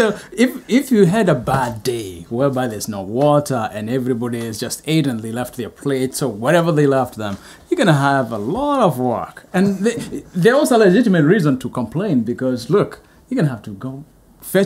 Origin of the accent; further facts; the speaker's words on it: Kenya; moved away; I'm from Kenya